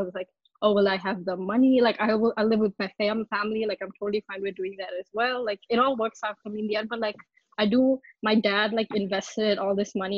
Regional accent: India; now in Virginia, United States; I'm from India, but I'm in Virginia right now in the US.

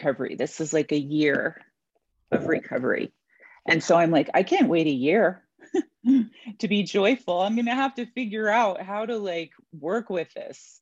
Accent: New York, United States; I was born in New York.

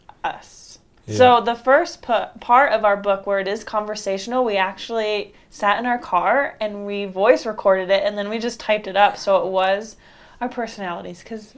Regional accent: East Coast, United States; I think growing up in the East Coast would really help me.

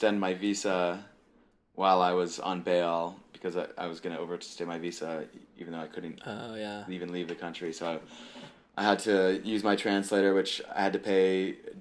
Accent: United States; I'm an American

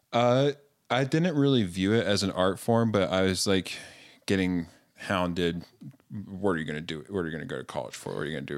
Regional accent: Greensboro, North Carolina, United States; now in Utah, United States; I grew up in North Carolina in the South

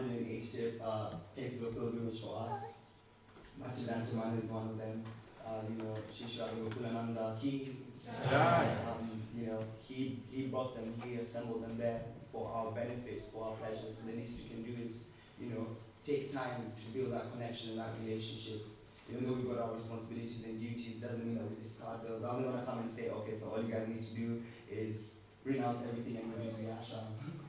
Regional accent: Kenya; I came from Kenya, I had nothing

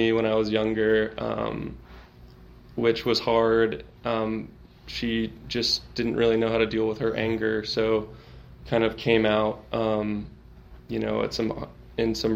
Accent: Austin, Texas, United States; I grew up here in Austin

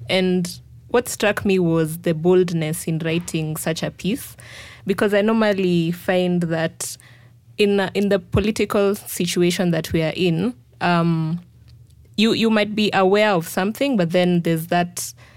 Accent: Kenya; as a Kenyan

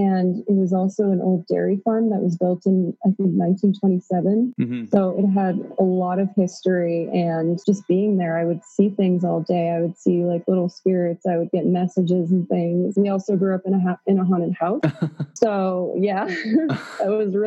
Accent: rural Pennsylvania, United States; also born or lived in Queens, New York; now in Peru; I was born in Queens, New York, and my parents decided to move to rural Pennsylvania when I was four

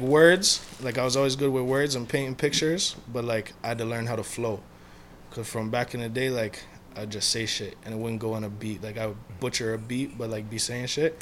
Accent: Mississauga, Ontario, Canada; I'm from a small area inside Mississauga.

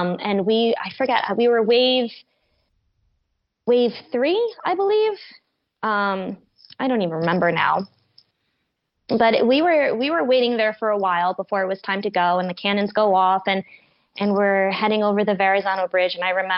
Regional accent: New York City, New York, United States; also born or lived in Westchester County, New York; I grew up in the Bronx and Westchester County. So this is my hometown

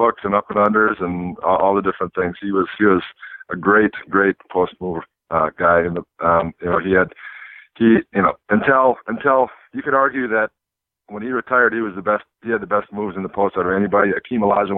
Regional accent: Minnesota, United States; moved away as an adult; I'm from Minnesota originally, and I had a bunch of people from my hometown

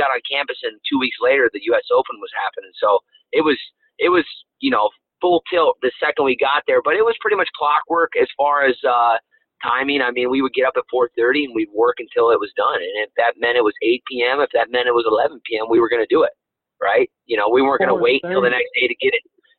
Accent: Lapeer, Michigan, United States; also born or lived in Davison, Michigan; We grew up right outside of Detroit in a town called Lapeer, Michigan.

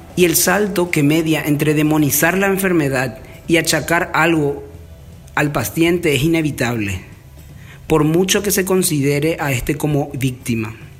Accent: Paraguay; En mi país, Paraguay

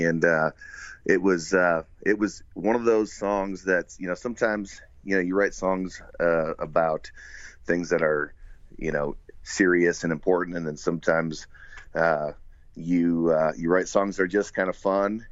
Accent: northern Wisconsin, United States; now in Central Nebraska, United States; I actually grew up in northern Wisconsin

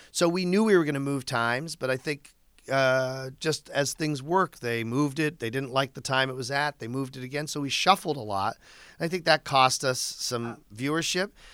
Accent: Chelsea, Massachusetts, United States; I'm from Chelsea, Massachusetts.

